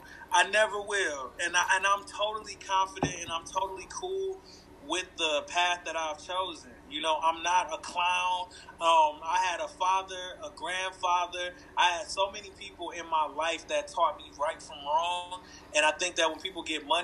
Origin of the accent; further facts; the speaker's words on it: Flint, Michigan, United States; I grew up in Flint, Michigan.